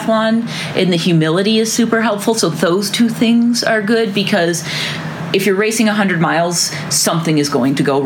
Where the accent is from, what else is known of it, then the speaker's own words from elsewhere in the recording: Chittenden, Vermont, United States; now in Bozeman, United States; I grew up in a town called Chittenden in Vermont. It's just a south central Vermont town